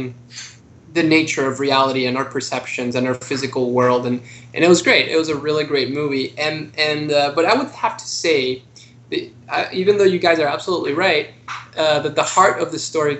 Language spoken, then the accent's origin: English; Mexico City, Mexico; now in United States; I came to the U.S. I'm originally from Mexico City